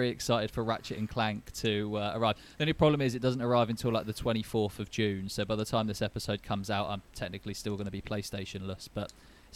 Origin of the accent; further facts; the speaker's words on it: London, United Kingdom; I'm from London